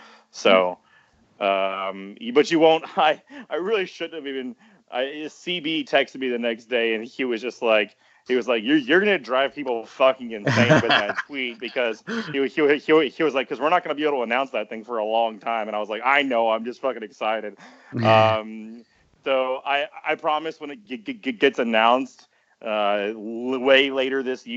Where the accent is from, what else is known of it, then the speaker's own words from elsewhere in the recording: Garland, Texas, United States; now in Austin, United States; I'm from Garland.